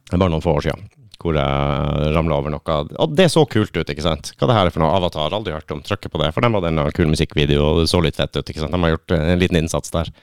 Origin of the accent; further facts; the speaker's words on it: Lakselv, Troms og Finnmark, Norway; Du har jo midnattsrocken, som er der jeg er fra. I Lakselv